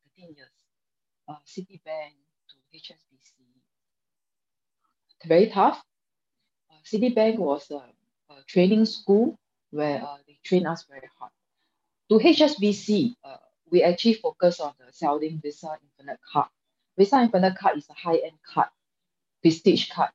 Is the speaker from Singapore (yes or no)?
yes; Singapore; I'm a young Singaporean, 36 this year